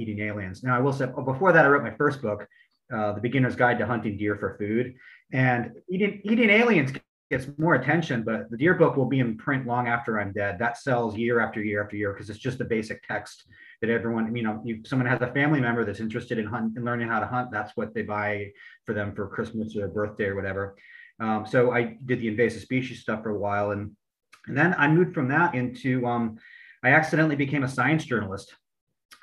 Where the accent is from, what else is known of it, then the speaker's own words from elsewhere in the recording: Charlottesville, Virginia, United States; also born or lived in Florida; I'm from Charlottesville, Virginia.